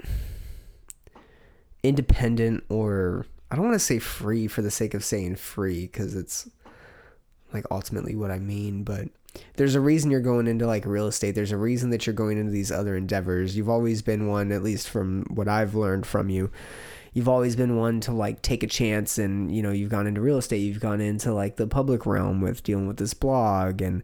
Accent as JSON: {"language": "English", "region": "California", "country": "United States", "moved": "as an adult", "lives_now": "Austin, United States", "said": "I was from California"}